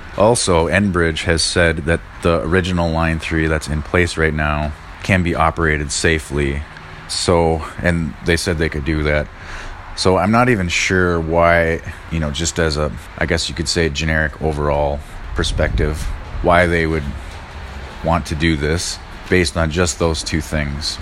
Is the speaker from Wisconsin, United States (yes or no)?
yes; Red Cliff, Wisconsin, United States; I'm from Red Cliff, Wisconsin, and we're right on the tippy top of Wisconsin